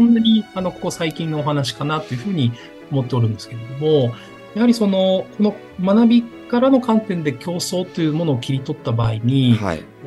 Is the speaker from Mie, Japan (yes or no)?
no; Takayama, Gifu, Japan; 私の実は出身は岐阜県の高山